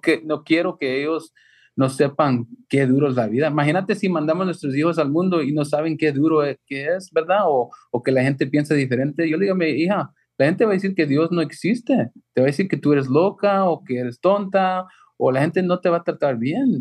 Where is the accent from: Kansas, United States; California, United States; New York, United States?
California, United States; Los Angeles; nosotros crecimos en South Central